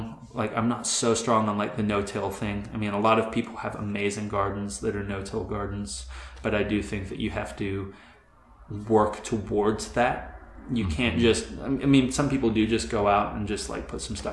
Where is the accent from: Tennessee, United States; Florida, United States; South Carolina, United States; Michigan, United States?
Florida, United States; also born or lived in England / London, United Kingdom; I was born in England in an industrial town, and I moved, my family moved to the U.S. when I was 9. We moved to Florida, and I grew up in a suburb.